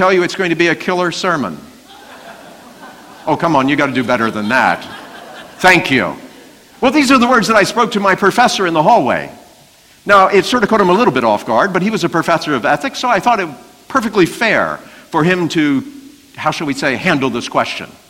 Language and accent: English; Baltimore, Maryland, United States; I'm from Baltimore